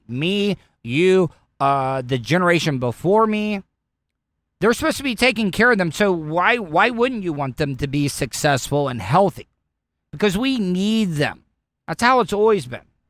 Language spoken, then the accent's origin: English; Florida, United States; I'm, I'm born and raised, I'm a Florida cracker